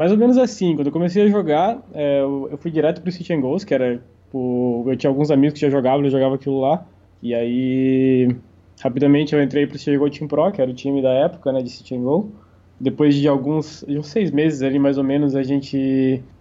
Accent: Santa Catarina, Brazil; eu vim de uma cidade pequena, interior de Santa Catarina. É, vim de uma família simples, relativamente simples.

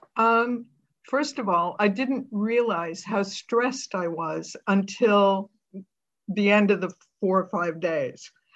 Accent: United States; now in United Kingdom; you're an American

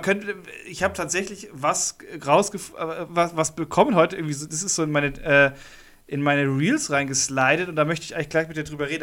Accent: Munich, Bavaria, Germany; als Münchner, als Münchner Hipster

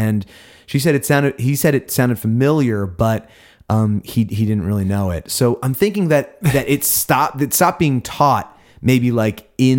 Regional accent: Perth, Western Australia, Australia; we're from Perth. That's in Australia.

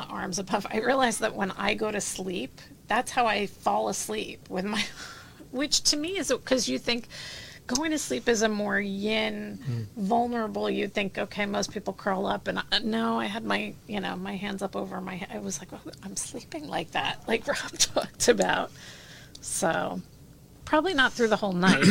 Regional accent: New Jersey, United States; I'm from Jersey.

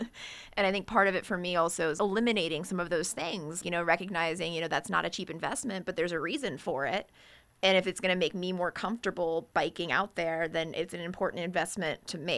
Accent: Woodlake, Virginia, United States; I grew up in Woodlake out in the suburbs where we have bike paths everywhere, which is nice.

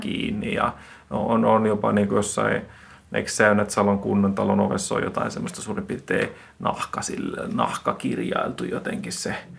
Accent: Finland; mä oon Suomesta

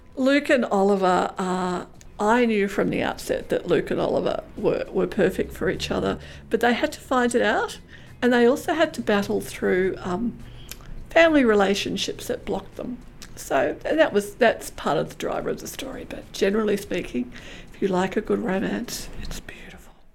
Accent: Australia; as an Australian

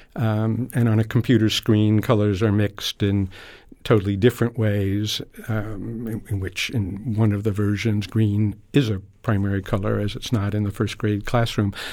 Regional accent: New York, United States; I grew up in New York

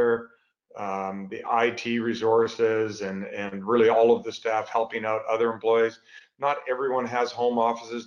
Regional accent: Canada; moved away as an adult; now in United States; I'm originally a Canadian, grew up there, went to school there

